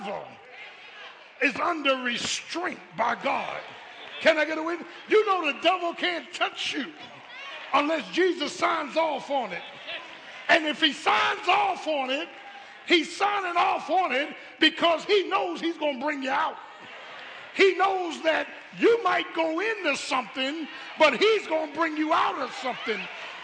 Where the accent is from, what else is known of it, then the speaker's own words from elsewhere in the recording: Philadelphia, Pennsylvania, United States; I grew up in Philly